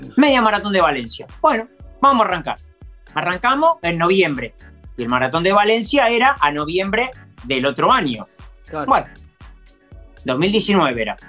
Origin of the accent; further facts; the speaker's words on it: Argentina; moved away as an adult; now in Alicante, Spain; vivo en Alicante, le digo, pero bueno, soy argentino